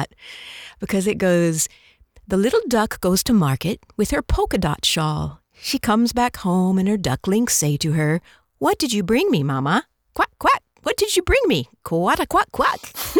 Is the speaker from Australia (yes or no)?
no; Mexico City, Mexico; But since we grew up in Mexico City, we'd listen to the radio in the mornings before school.